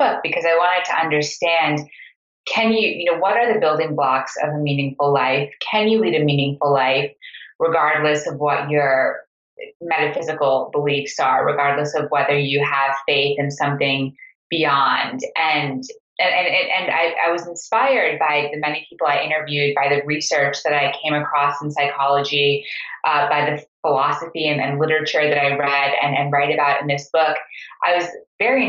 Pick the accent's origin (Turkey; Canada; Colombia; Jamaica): Canada; Montreal, Quebec; I grew up in Montreal in a Sufi meeting house that my parents administered.